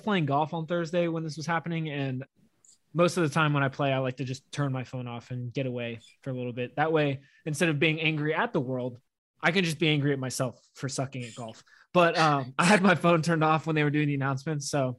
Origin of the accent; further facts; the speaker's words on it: United States; as an American